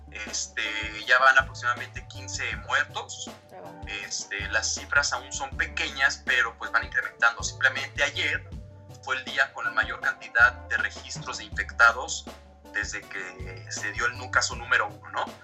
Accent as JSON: {"language": "Spanish", "country": "Mexico", "also_born_or_lived": "Dublin, Ireland", "said": "soy mexicano, vivo aquí en la Ciudad de México, ya tengo aproximadamente 10 meses que regresé ya de Dublín."}